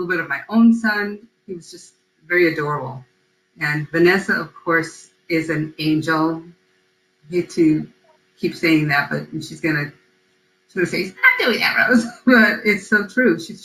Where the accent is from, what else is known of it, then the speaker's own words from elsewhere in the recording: United States; first language Spanish; I was born here in the U.S. and I speak English, I'm not sure that it's even my first language